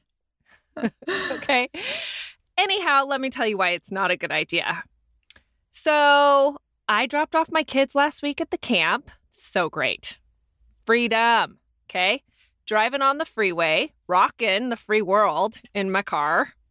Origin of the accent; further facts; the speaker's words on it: Ventura, California, United States; I was from Ventura.